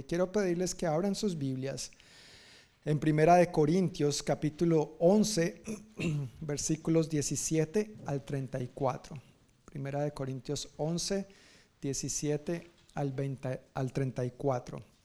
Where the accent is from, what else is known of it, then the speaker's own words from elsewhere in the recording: Colombia; Yo, no soy, bueno, de Sudamérica, pero colombiano